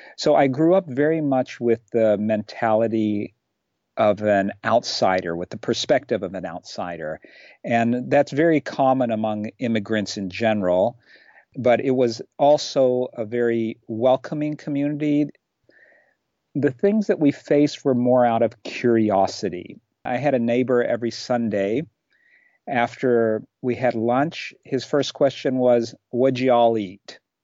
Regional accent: Kentucky, United States; moved away as an adult; also born or lived in Shiraz, Iran / Chicago area; now in Czech Republic; in the third grade moved to this particular town in Kentucky where I grew up.

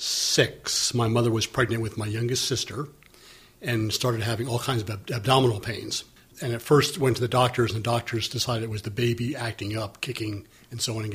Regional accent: Wilmette, Illinois, United States; when I was growing up in Wilmette, Illinois

